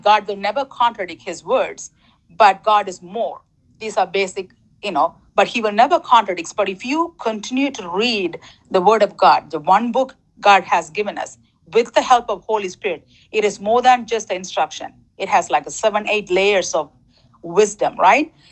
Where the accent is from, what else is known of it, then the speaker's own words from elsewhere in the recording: Sri Lanka; also born or lived in Toronto; now in United States; I was born in Sri Lanka, um, third world country, and then I moved to Toronto, you know, socialist country, I believe, and then I'm living in United States 22 years.